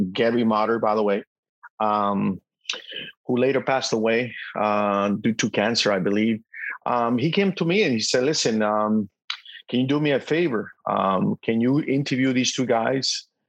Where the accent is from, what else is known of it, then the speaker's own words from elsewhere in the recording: El Salvador; moved away; also born or lived in Boston; as a little kid growing up in El Salvador